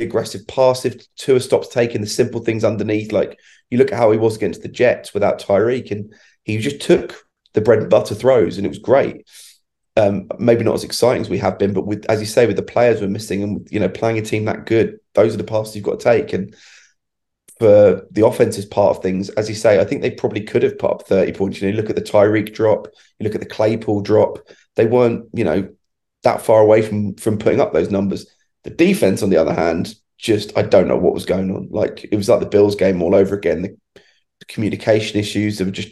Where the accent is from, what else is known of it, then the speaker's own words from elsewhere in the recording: United Kingdom; When I was a kid, I remember the old Channel 4 coverage we used to have over here